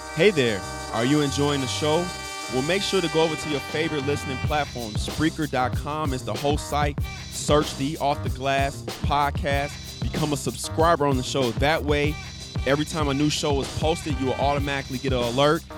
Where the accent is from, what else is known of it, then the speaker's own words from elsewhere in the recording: Chicago, Illinois, United States; my hometown, city of Chicago.